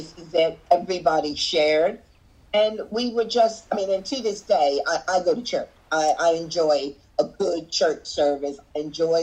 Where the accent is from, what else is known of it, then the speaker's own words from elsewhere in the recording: Wayne, Pennsylvania, United States; also born or lived in Virginia; now in Brighton, United Kingdom; growing up in the suburbs of Philadelphia area